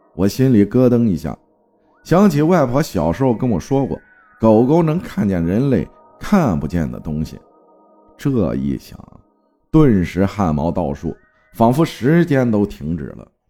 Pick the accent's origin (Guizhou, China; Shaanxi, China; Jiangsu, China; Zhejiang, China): Zhejiang, China; Hangzhou; 我生活在江南水乡美丽的杭州萧山，土生土长的城里人